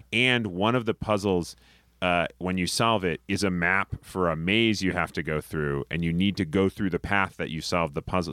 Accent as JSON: {"language": "English", "region": "Rhode Island", "country": "United States", "also_born_or_lived": "Boston", "moved": "as an adult", "lives_now": "New York, United States", "said": "I'm from Rhode Island, and, uh, I went to school in Boston."}